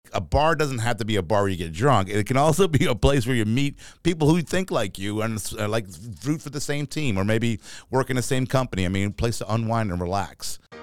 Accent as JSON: {"language": "English", "town": "New York City", "region": "New York", "country": "United States", "tie": "born or raised there", "also_born_or_lived": "Florida / Rome, Georgia / Atlanta, Georgia", "moved": "yes", "lives_now": "Augusta, United States", "said": "growing up in New York City"}